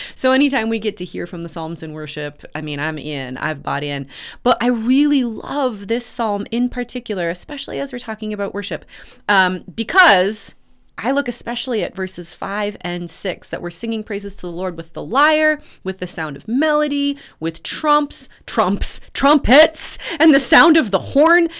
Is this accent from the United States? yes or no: yes; Red River Valley, United States; I grew up in the Red River Valley where floods were a, a, a frequent and destructive event